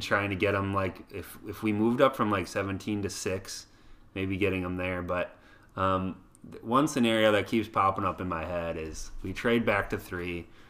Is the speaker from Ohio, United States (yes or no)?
no; Waseca, Minnesota, United States; my hometown Waseca